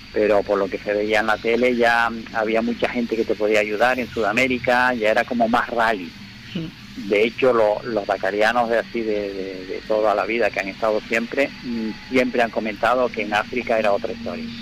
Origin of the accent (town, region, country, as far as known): Canary Islands, Spain